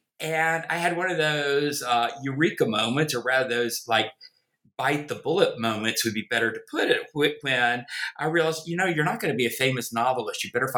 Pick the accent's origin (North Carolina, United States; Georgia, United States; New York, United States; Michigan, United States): North Carolina, United States; accent: Southern; also born or lived in Virginia; Obviously, you can tell from my accent, I am a Southerner, a born in the American South, in Virginia, grew up in North Carolina. Try as I may, I've never been able to get rid of the accent.